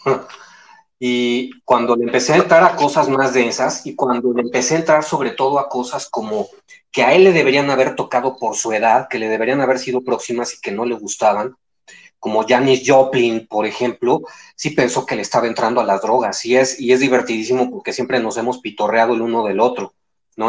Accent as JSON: {"language": "Spanish", "region": "Mexico City", "country": "Mexico", "tie": "born or raised there", "said": "de la Ciudad de México, soy chilaquil, soy chilaquil."}